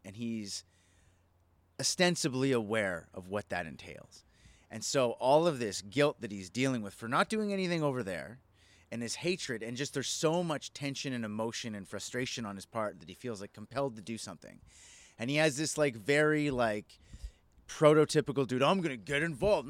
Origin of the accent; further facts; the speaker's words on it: Edmonton, Alberta, Canada; I grew up in the Northeast side. I know all these places.